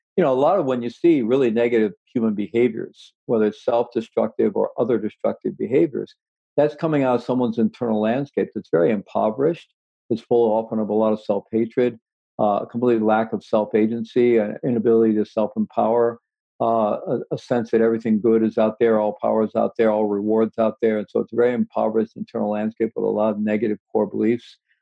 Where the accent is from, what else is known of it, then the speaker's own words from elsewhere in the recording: Missouri, United States; I was born in Missouri, you know, and I had good rational skeptical education in Missouri, the Show Me State.